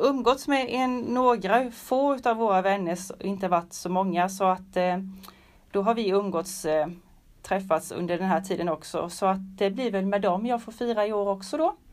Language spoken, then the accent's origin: Swedish; Tenhult, Jönköping County, Sweden; jag kommer ifrån Tenhult